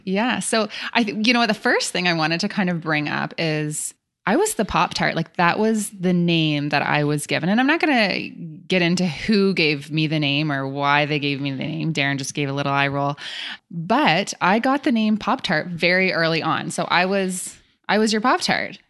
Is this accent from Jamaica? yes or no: no; Canada; So we're from Canada